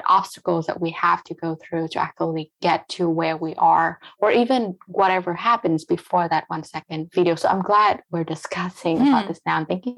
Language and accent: English; United States; English is a second language; But I felt myself being an American because this is where I grew up. This is part of my grow up journey.